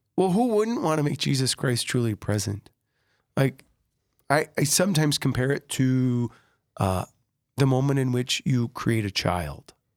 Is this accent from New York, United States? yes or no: no; Sioux Falls, South Dakota, United States; I was born in Sioux Falls